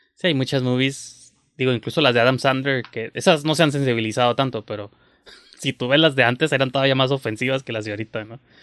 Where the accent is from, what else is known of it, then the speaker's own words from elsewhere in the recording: Mexico; uno como mexicano